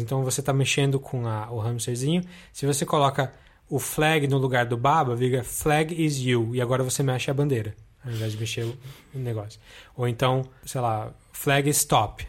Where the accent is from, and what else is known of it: Brazil; born or raised there